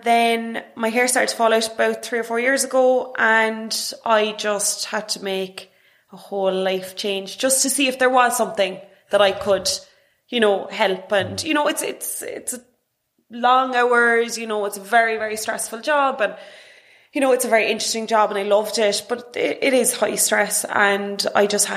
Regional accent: Cork, Munster, Ireland; I grew up in Douglas

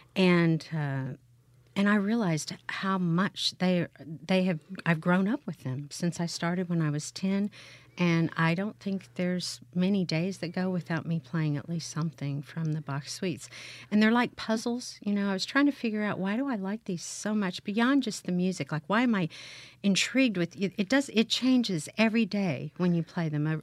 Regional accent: Bethany, Oklahoma, United States; moved away as an adult; also born or lived in Indiana / Houston, Texas; now in Hattiesburg, United States; I grew up in, in Bethany, Oklahoma, which was a suburb

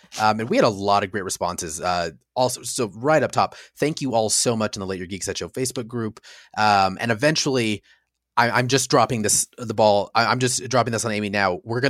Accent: Mexico; Since I grew up in Mexico, it was all in Spanish, of course.

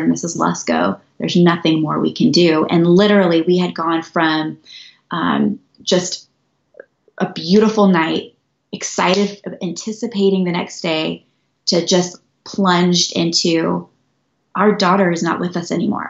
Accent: Northern California, United States; moved away as an adult; also born or lived in Albuquerque, New Mexico; now in Montana, United States; I was born and raised in Northern California

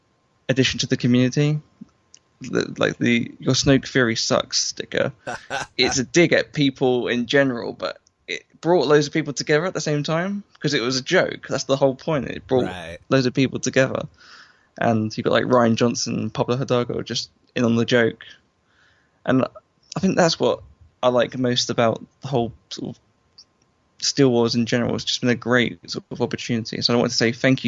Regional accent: London, United Kingdom; I'm from London

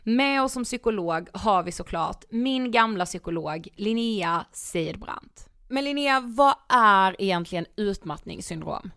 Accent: Karlshamn, Blekinge, Sweden; vi kommer från Karlshamn i Blekinge

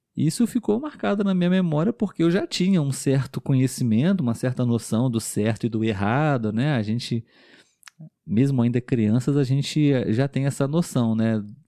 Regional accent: Brazil; Nós somos um casal de brasileiros

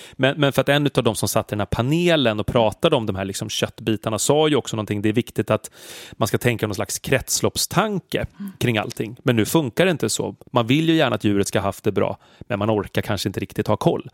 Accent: Stockholm, Stockholm County, Sweden; som stockholmare

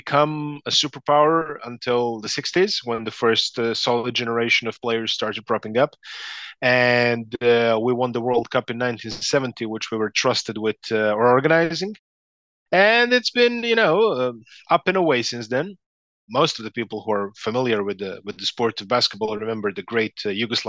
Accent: Belgrade, Serbia; I'm from Belgrade, Serbia. I'm 43 years old, born here in 1980

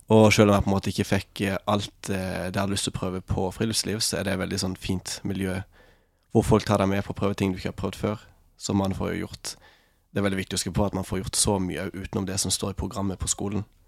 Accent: Farsund, Agder, Norway; moved away as an adult; now in Lofoten, Norway; jeg kommer fra Farsund på Sørlandet

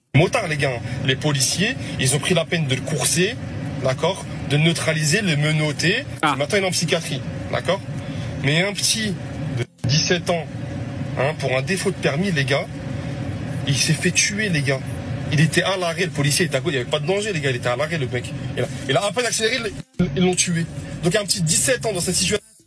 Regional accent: Nanterre, Île-de-France, France; moi je viens de Nanterre

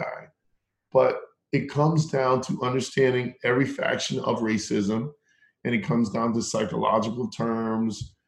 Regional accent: Round Rock, Texas, United States; also born or lived in Acton, Massachusetts; I grew up in Texas. I went to high school in Texas. A little bit of middle school, but mainly high school

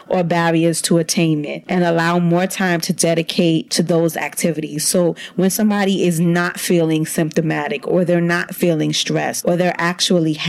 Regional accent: New York City, New York, United States; I'm from Brooklyn

